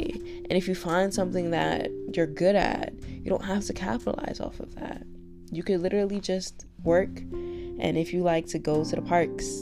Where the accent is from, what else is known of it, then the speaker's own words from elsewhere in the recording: United States; I am an American